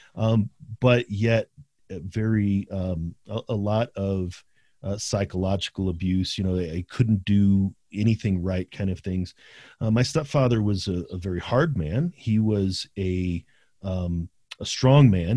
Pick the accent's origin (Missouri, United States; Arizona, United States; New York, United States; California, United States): Missouri, United States; St. Louis; also born or lived in South County, St. Louis; we grew up in Saint Louis. We grew up in, in, in central Saint Louis, but then moved to South County.